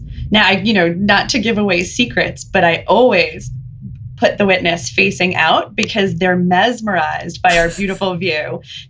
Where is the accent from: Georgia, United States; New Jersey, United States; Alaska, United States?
New Jersey, United States; Jersey City; I grew up right across the river in Jersey City, New Jersey. That's where I'm from.